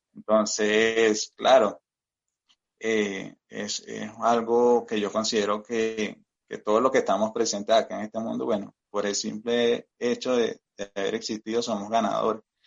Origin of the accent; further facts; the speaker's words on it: Venezuela; moved away as an adult; now in Colombia; yo soy migrante acá en Colombia. Eh, soy venezolano de nacionalidad, tengo también nacionalidad colombiana